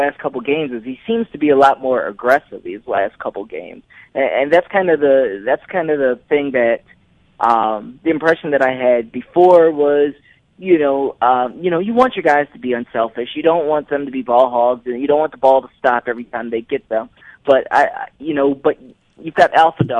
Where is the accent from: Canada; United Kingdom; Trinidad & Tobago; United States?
United States; Detroit, Michigan; moved away as an adult; also born or lived in Wisconsin / Mississippi / Florida / Indianapolis; now in Utah, United States; I'm originally from Detroit, and I've had many stops across the way